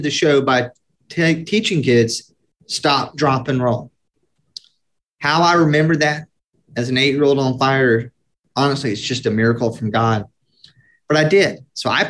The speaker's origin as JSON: {"language": "English", "town": "Atlanta", "region": "Georgia", "country": "United States", "tie": "born or raised there", "said": "I was born in Atlanta, Georgia, 1974, traditional Southern Baptist family"}